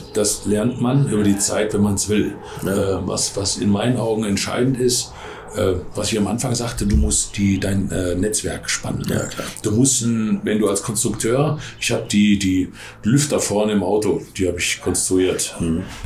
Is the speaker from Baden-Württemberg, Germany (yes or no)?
no; Ruhr area, North Rhine-Westphalia, Germany; ich bin da dann Ruhegebietler